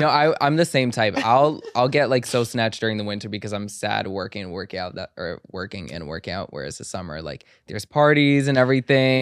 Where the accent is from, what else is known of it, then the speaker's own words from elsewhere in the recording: Egypt; I'm, I'm from Egypt